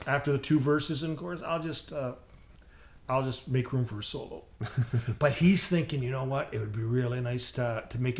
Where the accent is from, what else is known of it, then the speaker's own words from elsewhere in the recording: Canada; as a Canadian kid